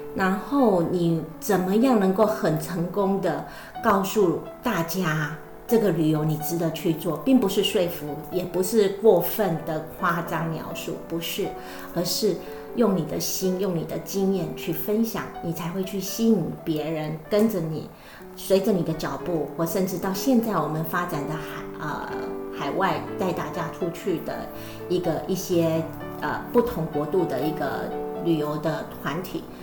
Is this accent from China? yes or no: no; Taiwan; now in New Zealand; 我来自于台湾，现在住在纽西兰，自己本身也是一位旅游从事人员，跟幸福的是，深耕先生一起在纽西兰经营一家旅行社